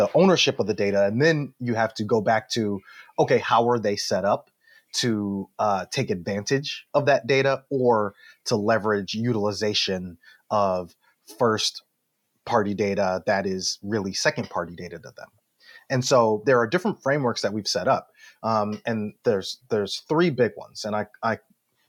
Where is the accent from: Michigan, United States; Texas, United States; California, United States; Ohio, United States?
Michigan, United States; Detroit; I'm from Detroit